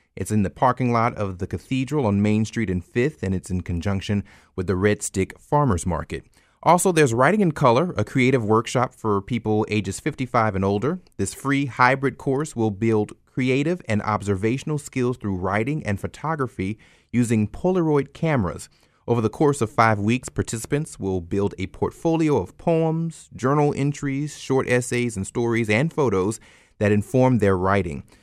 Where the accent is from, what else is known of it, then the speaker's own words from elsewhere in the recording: Opelousas, Louisiana, United States; I'm originally from Opelousas